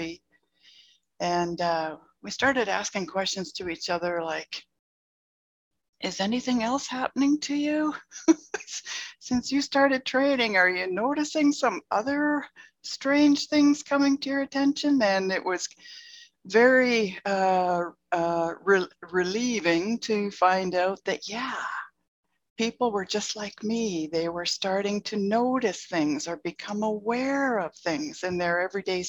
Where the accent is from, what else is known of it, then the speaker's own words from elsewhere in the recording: Calgary, Alberta, Canada; my hometown, Calgary, Alberta.